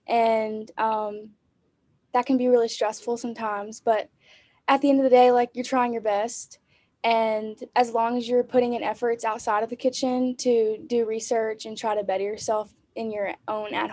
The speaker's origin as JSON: {"language": "English", "town": "Birmingham", "region": "Alabama", "country": "United States", "said": "I'm from Birmingham, Alabama"}